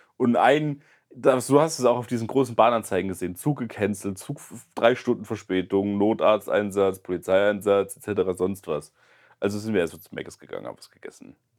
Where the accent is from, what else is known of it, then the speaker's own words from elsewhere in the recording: Germany; now in Mannheim, Germany; ich gesagt, aus Deutschland